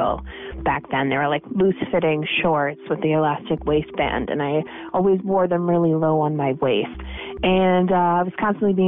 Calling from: Minneapolis, Minnesota, United States; I'm calling from Minneapolis, Minnesota.

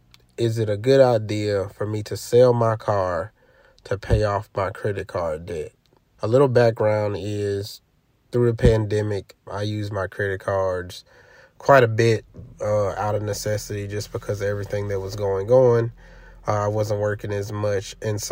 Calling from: Los Angeles, California, United States; Hello, Matt and Joel. … I'm calling from Los Angeles, California.

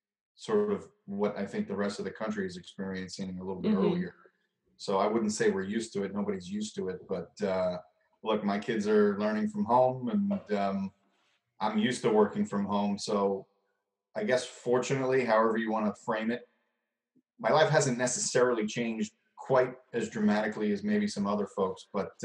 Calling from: Long Island, New York, United States; I am in Long Island in New York.

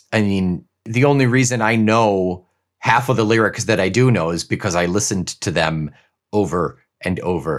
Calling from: Israel; English is a second language; I'm 33, and I want to apologize in advance if anything I say seems a bit illogical since English is not my native language. I'm writing to you from my home in Israel during a crazy time.

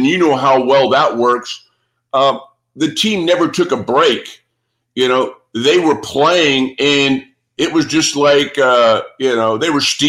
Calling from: Arizona, United States; Yeah. I'm speaking from Arizona.

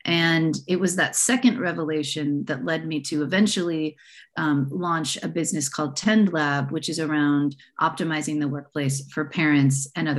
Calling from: San Francisco, California, United States; I'm calling in from the San Francisco Bay Area. And I am a bit of a rare bird in that my family is fourth generation from San Francisco.

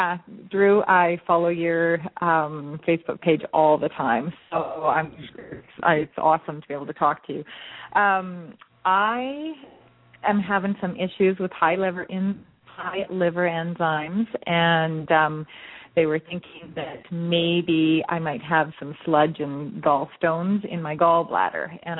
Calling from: Canada; I'm actually calling from Canada.

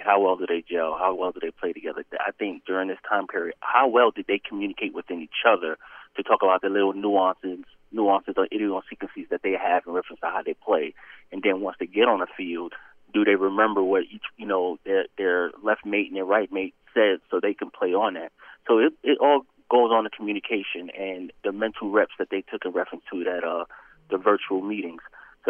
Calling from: Atlanta, Georgia, United States; This is … in Atlanta.

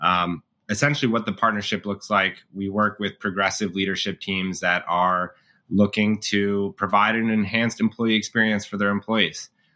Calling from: Evanston, Illinois, United States; I'm a co-founder and head of partnerships at Boone Health. I'm calling in from Evanston, Illinois, so right outside of Chicago.

